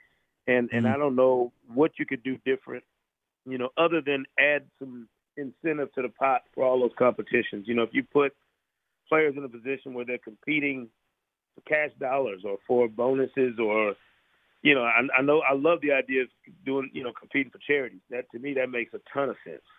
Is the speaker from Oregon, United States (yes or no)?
no; Grand Rapids, Michigan, United States; I grew up in Grand Rapids, Michigan